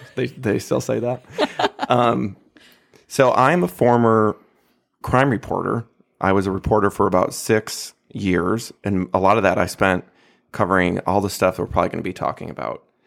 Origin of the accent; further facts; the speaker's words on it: Michigan, United States; now in Oklahoma, United States; my home state of Michigan